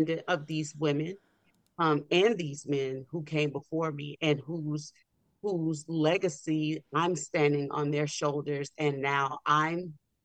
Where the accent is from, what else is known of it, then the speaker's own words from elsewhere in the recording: New Orleans, Louisiana, United States; I'm from New Orleans, which was the hub of slave trade in this country